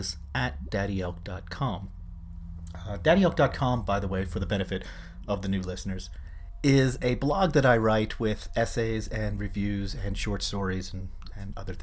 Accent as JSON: {"language": "English", "town": "Philadelphia", "region": "Pennsylvania", "country": "United States", "tie": "born or raised there", "said": "I grew up in Philadelphia in the 1970s, and Philly at that time was a very segregated city."}